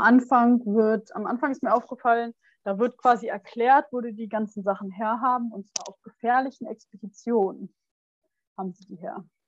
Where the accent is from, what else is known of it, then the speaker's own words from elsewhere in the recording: Germany; da, wo ich herkomme, ist ja nicht so weit weg von Bremen